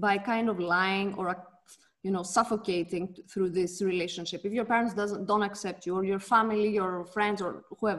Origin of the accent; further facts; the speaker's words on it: Athens, Attica, Greece; now in Switzerland; I grew up in Greece, in Athens